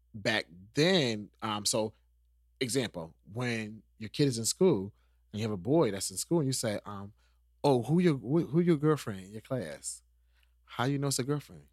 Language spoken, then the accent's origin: English; New York, United States; moved away; I'm from New York.